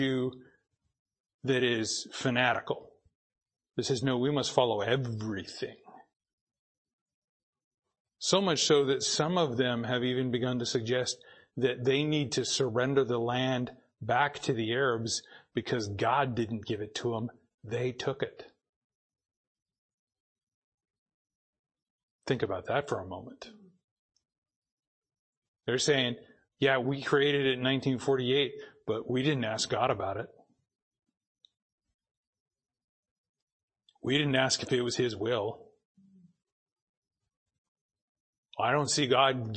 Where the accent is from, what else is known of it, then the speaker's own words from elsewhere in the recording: Boise, Idaho, United States; now in Ridgefield, United States; I grew up in Boise.